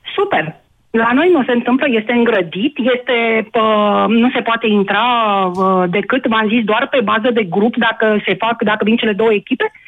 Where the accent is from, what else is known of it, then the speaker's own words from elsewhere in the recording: Craiova, Dolj, Romania; Eu sunt din Craiova